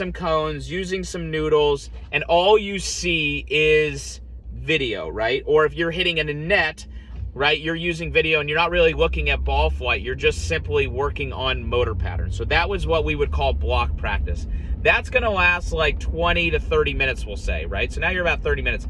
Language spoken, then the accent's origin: English; Columbus, Ohio, United States; moved away; also born or lived in Scottsdale, Arizona; growing up in Columbus, Ohio